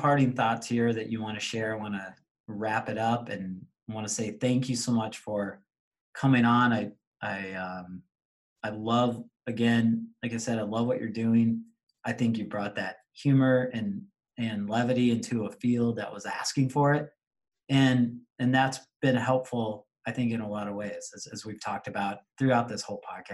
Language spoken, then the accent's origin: English; Tulsa, Oklahoma, United States; now in Wisconsin, United States; I grew up in Tulsa, Oklahoma, and grew up in a Dallas Cowboy household.